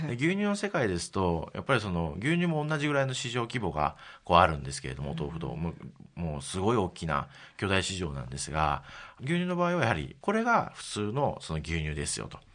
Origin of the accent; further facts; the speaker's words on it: Kyoto, Japan; moved away as an adult; also born or lived in Tokyo / Takasaki, Gunma; 京都の出身でして、ええ、18まで京都におりまして